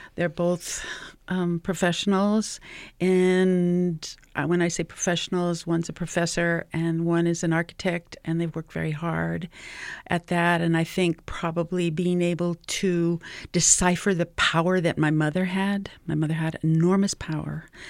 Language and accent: English; New Mexico, United States; I am from New Mexico